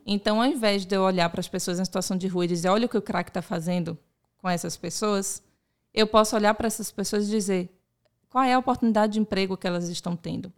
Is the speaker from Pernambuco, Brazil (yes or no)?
no; Salvador, Bahia, Brazil; nasci em Salvador e eu é, vivencio essa cultura, eu nasci nessa cultura